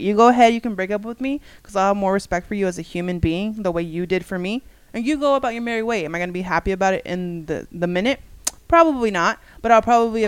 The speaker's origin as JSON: {"language": "English", "country": "United States", "tie": "born or raised there", "said": "I also was born and raised in the United States"}